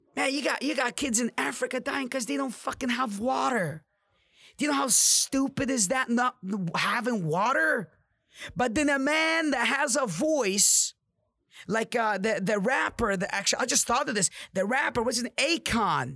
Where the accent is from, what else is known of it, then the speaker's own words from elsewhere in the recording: Amman, Amman Governorate, Jordan; now in United States; I came from Jordan, Amman. It's a third world country.